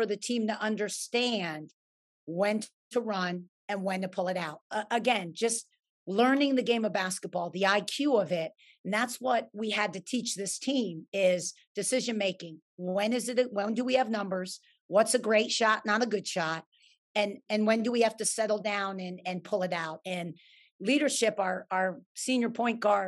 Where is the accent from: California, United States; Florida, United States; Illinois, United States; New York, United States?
New York, United States; I'm a New Yorker at heart